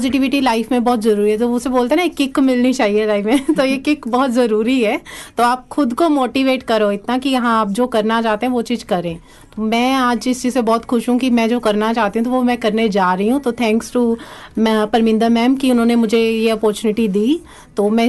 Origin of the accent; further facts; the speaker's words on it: India; moved away; जैसे हम ही लगा लो हम आए हैं ना इंडिया से आए हैं